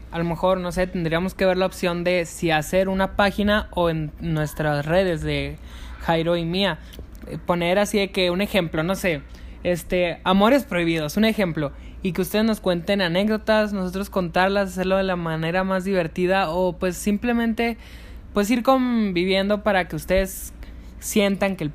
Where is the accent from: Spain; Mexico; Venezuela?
Mexico; Así es, pues como buen mexicano tengo que tengo que arreglar